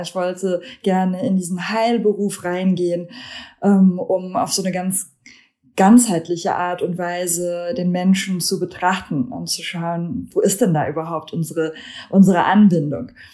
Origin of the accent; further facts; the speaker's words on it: Germany; also born or lived in Lithuania; now in Hamburg, Germany; Ich komme ursprünglich aus Litauen. Ich bin da geboren, aber in Deutschland aufgewachsen